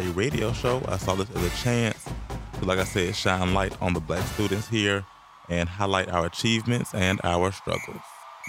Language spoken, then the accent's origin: English; Atlanta, Georgia, United States; I'm from Atlanta, Georgia